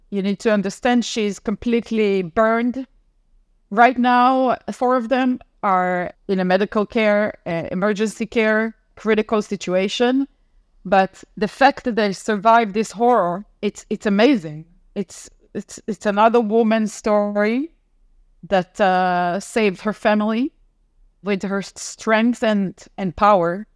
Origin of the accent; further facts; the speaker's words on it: Tel Aviv, Tel Aviv District, Israel; also born or lived in United States; I'm from Tel Aviv, uh, Israel